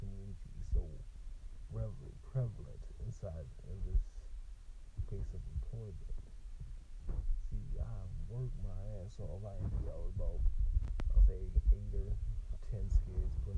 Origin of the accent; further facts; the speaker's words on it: Virginia, United States; moved away; I grew up in Virginia